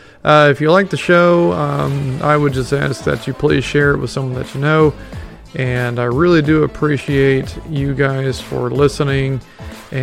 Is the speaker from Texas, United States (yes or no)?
yes; Ladonia, Texas, United States; Ladonia. My hometown